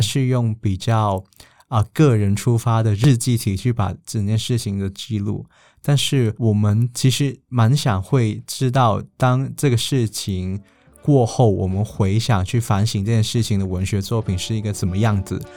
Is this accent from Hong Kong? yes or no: yes; Hong Kong; moved away as an adult; now in Taiwan; 我说香港